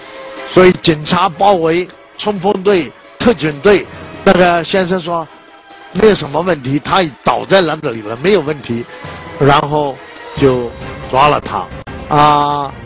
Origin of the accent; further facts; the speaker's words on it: China; 我一生觉得很幸运，我是个中国人，我感到很光荣，我是一个中国人。我有一个中国梦，我们今天所有的人民，我们中国人，不管在国内在海外